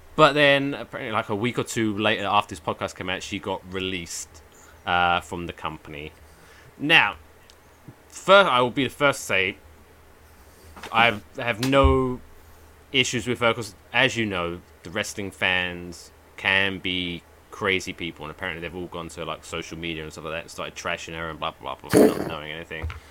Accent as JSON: {"language": "English", "region": "England", "country": "United Kingdom", "moved": "yes", "lives_now": "New Jersey, United States", "said": "I'm I'm English."}